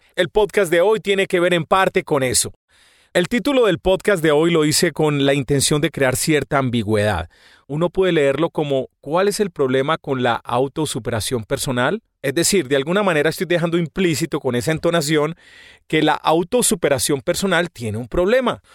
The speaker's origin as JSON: {"language": "Spanish", "town": "Medellín", "region": "Antioquia", "country": "Colombia", "said": "los paisas somos las personas de Medellín."}